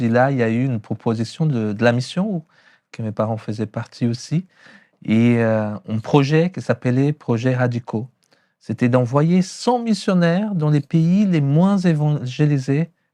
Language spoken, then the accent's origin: French; São Paulo, Brazil; born or raised there; French is a second language; moved away as an adult; also born or lived in Chalon-sur-Saône, France; now in France